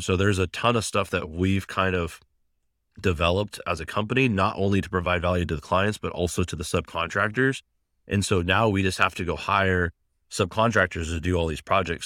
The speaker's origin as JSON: {"language": "English", "town": "Seattle", "region": "Washington", "country": "United States", "also_born_or_lived": "Pullman, Washington", "said": "I came home from Pullman back to Seattle at the time"}